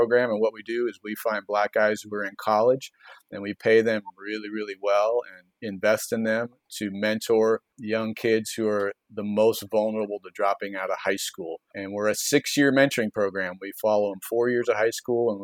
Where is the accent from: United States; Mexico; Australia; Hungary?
United States; Shoreline, Washington; moved away as an adult; also born or lived in Colorado; now in Seattle, United States; I'm a Northwest kid. I grew up in Shoreline